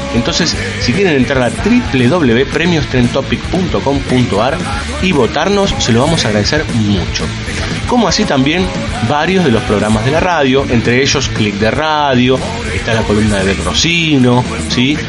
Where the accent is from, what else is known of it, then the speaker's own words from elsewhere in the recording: Argentina; sobre todo los capitalinos y unos cuantos del conurbano, que creemos que somos el ombligo de la Argentina